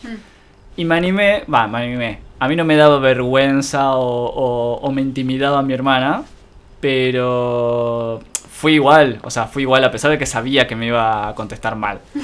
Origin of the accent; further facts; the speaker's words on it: General Rodríguez, Buenos Aires Province, Argentina; no soy oriundo de Rodríguez, pero la crianza